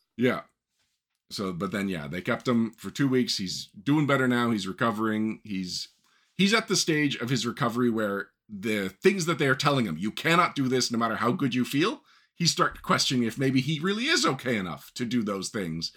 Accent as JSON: {"language": "English", "country": "Canada", "said": "I'm Canadian"}